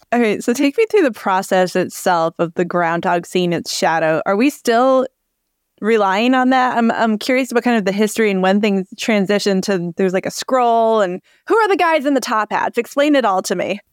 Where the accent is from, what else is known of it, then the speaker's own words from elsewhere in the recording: Connecticut, United States; I grew up in Connecticut